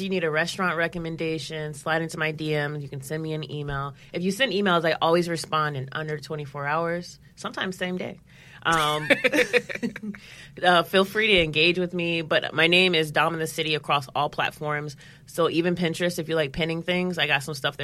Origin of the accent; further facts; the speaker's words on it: St. Louis, Missouri, United States; now in New York, United States; I'm from St. Louis